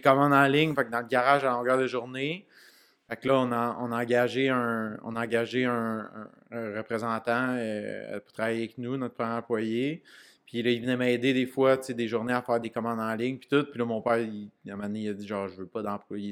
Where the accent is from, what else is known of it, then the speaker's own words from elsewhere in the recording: Canada; je suis un Canadien